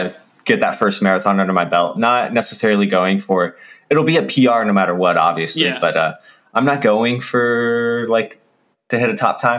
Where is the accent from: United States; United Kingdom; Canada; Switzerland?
United States; Kansas; I'm from Kansas.